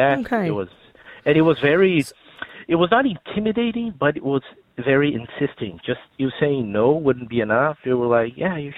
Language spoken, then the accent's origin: English; Brazil; English is a second language; now in Ireland; you can probably tell by my accent that I'm not from around here. I'm originally from Brazil